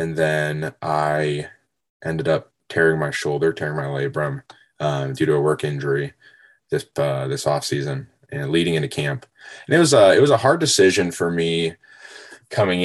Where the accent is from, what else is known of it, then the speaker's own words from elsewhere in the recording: Worthington, Ohio, United States; So I am from Worthington, Ohio, about 15 minutes north of campus.